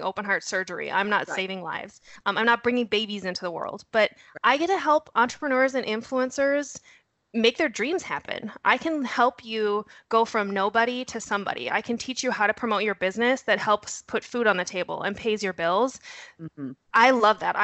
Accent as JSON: {"language": "English", "region": "North Dakota", "country": "United States", "moved": "yes", "said": "I'm originally from North Dakota. You'll hear a horrible accent thrown in there. I might drop a you betcha now and again."}